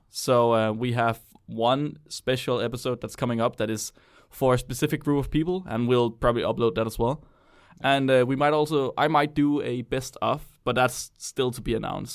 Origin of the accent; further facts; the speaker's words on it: Denmark; I'm from Jylland